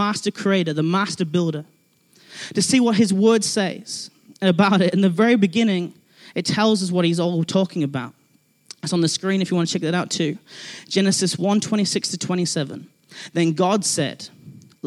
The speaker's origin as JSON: {"language": "English", "region": "England", "country": "United Kingdom", "moved": "yes", "lives_now": "Christchurch, New Zealand", "said": "I'm from England"}